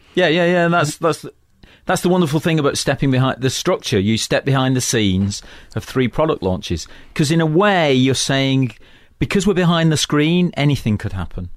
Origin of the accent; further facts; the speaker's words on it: Manchester, North West England, United Kingdom; moved away; also born or lived in London; I come from Manchester, which is an industrial town in the northwest of England